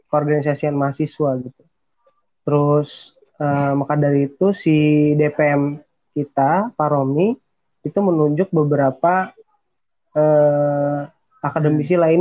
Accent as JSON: {"language": "Indonesian", "town": "Depok", "region": "West Java", "country": "Indonesia", "tie": "born or raised there", "said": "asli sebenarnya gue asli Depok gitu terus uh, ya anak biasa yang pengen kuliah di PTN negeri tiba-tiba dapet uh, jalannya ke Unsika"}